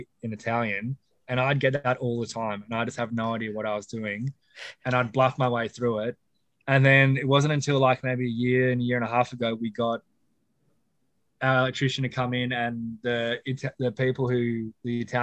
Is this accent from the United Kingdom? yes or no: no; Australia; I was born and raised in Australia